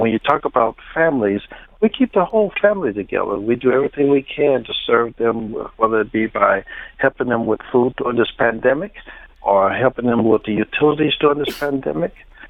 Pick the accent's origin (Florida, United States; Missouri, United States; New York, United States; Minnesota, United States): Missouri, United States; St. Louis; I grew up in St. Louis at Sumner High School, and then I went to St. Louis University and played baseball there.